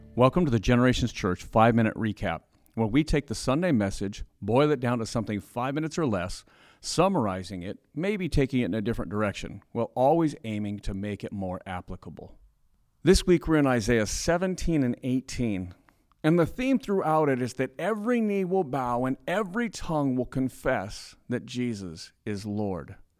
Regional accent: United States; we're American

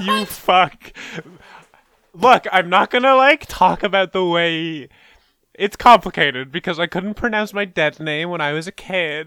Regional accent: Canada; I'm Canadian

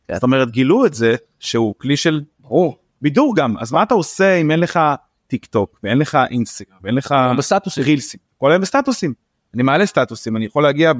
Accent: Bnei Brak, Tel Aviv District, Israel; born or raised there

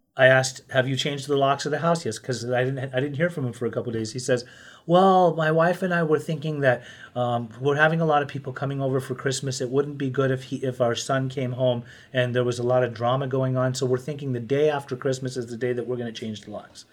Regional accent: Utah, United States; I grew up in Utah

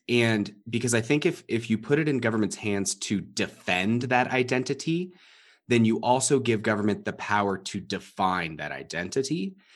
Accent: Southern California, United States; moved away; I was born thirty minutes from the Mexican border

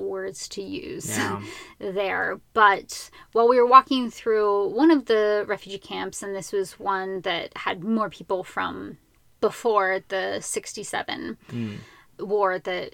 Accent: United States; I am from a place that thinks that all of these people don't matter

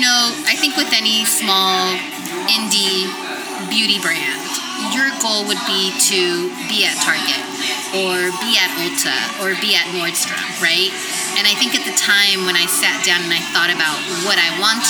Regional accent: San Francisco, California, United States; I grew up in San Francisco. I grew up in the Mission

